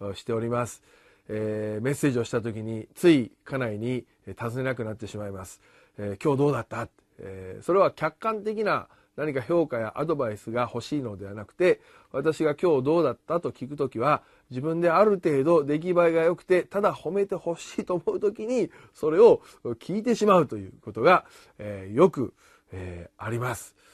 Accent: Japan; 私たちのこの国

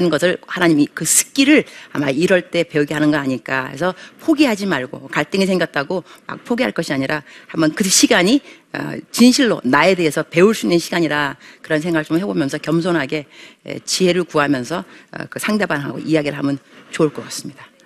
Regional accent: Bupyeong, Incheon, South Korea; 안녕하세요. 인천 부평에서 온

